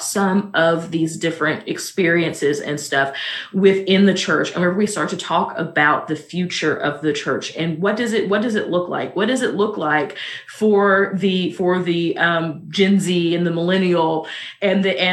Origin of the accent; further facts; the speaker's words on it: Missouri, United States; I'm also from Missouri